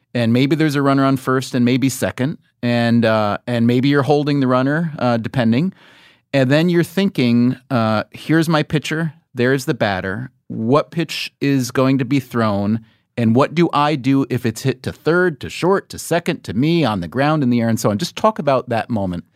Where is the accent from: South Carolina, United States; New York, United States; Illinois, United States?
New York, United States; a great career as a New Yorker